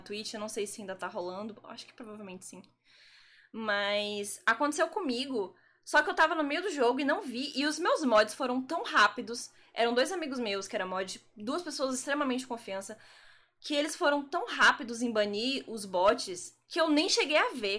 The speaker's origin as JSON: {"language": "Portuguese", "town": "Brasília", "region": "Federal District", "country": "Brazil", "moved": "as an adult", "lives_now": "Salvador, Brazil", "said": "eu não sou da Bahia, eu sou de Brasília."}